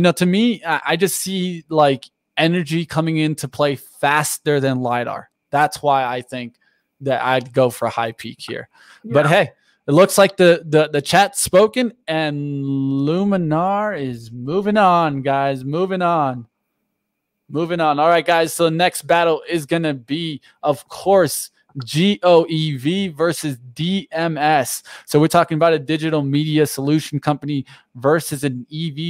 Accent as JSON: {"language": "English", "region": "South Florida", "country": "United States", "tie": "born or raised there", "said": "I grew up in South Florida"}